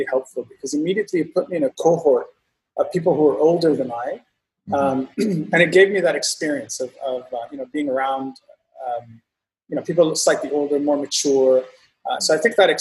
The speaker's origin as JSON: {"language": "English", "country": "Bahrain", "tie": "born or raised there", "moved": "as an adult", "said": "born and raised in Bahrain, spent about 18 years of my life there"}